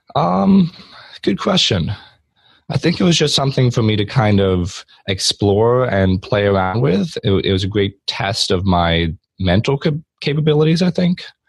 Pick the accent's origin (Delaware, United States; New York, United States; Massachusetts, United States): Delaware, United States; also born or lived in Pennsylvania; I live in Delaware with my mom, dad, brother, and sister. And we lived here pretty much my whole life. Um, I was born in Pennsylvania, like 30 minutes away, but pretty much the same area my whole life.